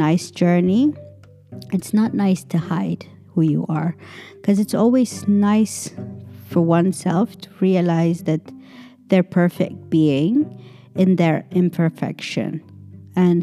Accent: Ethiopia; moved away; I come from Ethiopia, so the whole blackness of Ethiopian people is very different. We're very proud people

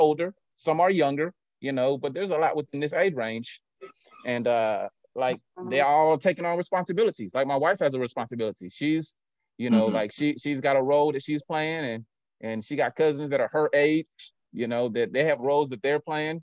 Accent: Winston-Salem, North Carolina, United States; I grew up in Detroit Fort in Winston, and I don't have any first cousins.

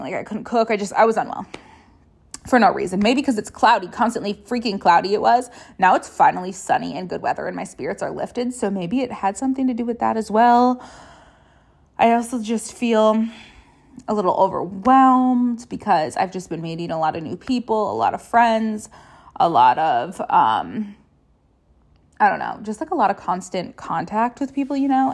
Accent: Rochester, Minnesota, United States; moved away as an adult; now in Minneapolis, United States; my hometown's Rochester.

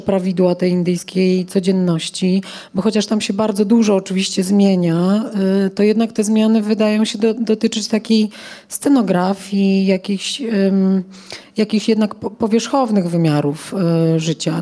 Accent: Poland; jestem stąd

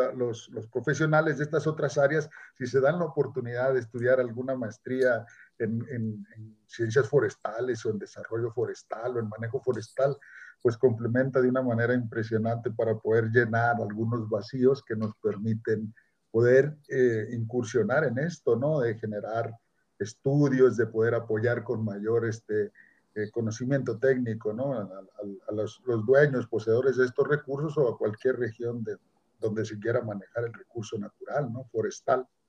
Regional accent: near Tehuacán, Puebla, Mexico; also born or lived in Chapingo, State of Mexico; now in Chihuahua, Mexico; yo nací en, Tehuacán, Puebla, en un pueblo por ahí cerca de esa región, en la zona mixteca. Se llama San Bartolo Tontepec.

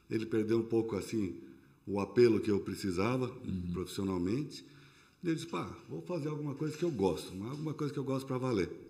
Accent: São Paulo, Brazil; now in Blumenau, Brazil; eu sou de São Paulo.

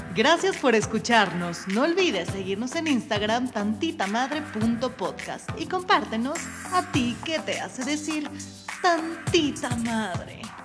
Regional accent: Mexico; soy de México

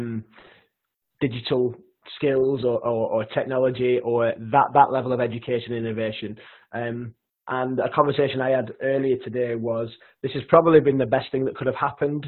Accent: Lancashire, North West England, United Kingdom; accent: broad Lancashire; my broad Lancashire accent

